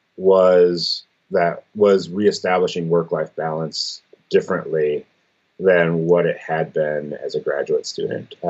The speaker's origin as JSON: {"language": "English", "region": "Michigan", "country": "United States", "said": "I was from Michigan and intended to stay in Michigan"}